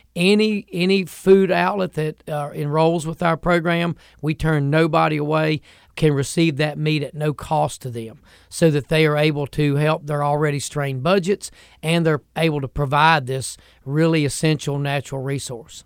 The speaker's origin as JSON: {"language": "English", "country": "United States", "tie": "born or raised there", "said": "I grew up in Franklin County, and we loved to fish and hunt up in that part of the woods."}